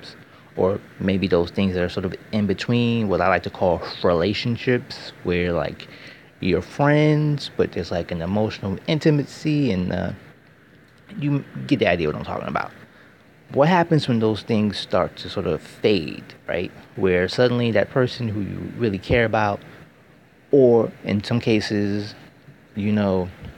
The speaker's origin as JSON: {"language": "English", "country": "United States", "said": "I'm American"}